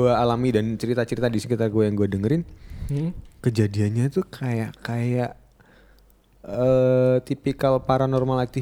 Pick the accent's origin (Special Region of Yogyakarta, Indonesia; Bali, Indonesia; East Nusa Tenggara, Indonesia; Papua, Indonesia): Papua, Indonesia; gue dulu lahir dan kecil di Papua, di salah satu kabupaten di Papua.